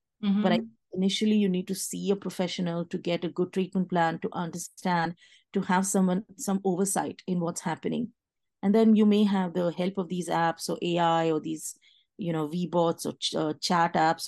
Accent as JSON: {"language": "English", "country": "India", "moved": "as an adult", "lives_now": "Washington, United States", "said": "I was from India"}